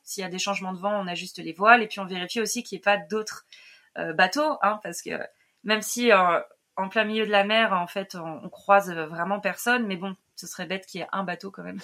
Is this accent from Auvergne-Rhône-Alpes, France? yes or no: yes; Lyon region, Auvergne-Rhône-Alpes, France; moved away; je viens à la base de région lyonnaise